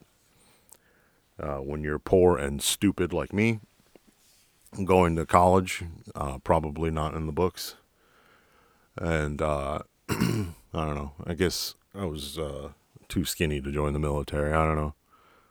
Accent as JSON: {"language": "English", "town": "New York City", "region": "New York", "country": "United States", "moved": "as an adult", "lives_now": "Texas, United States", "said": "I'm originally from Jackson Heights, Queens. I actually was an auxiliary cop for the NYPD in my home command, the 115, for 3 years before I moved"}